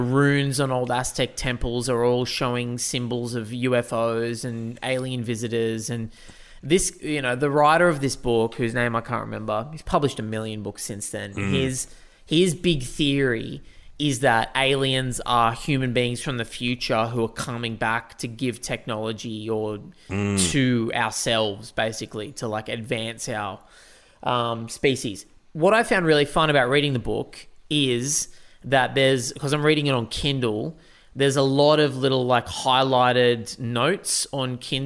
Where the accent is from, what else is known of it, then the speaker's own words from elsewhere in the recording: Newcastle, New South Wales, Australia; Where I grew up in Newcastle, we were on the edge of the bush